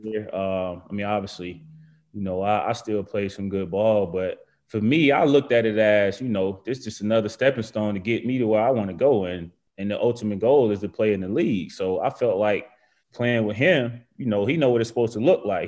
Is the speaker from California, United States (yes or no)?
no; Macon, Georgia, United States; moved away as an adult; also born or lived in Virginia / Alabama; I'm from Georgia.